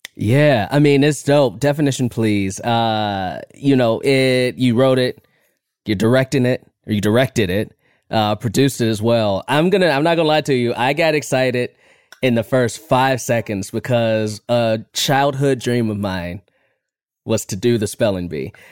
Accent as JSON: {"language": "English", "town": "Chicago", "region": "Illinois", "country": "United States", "said": "I'm from Chicago"}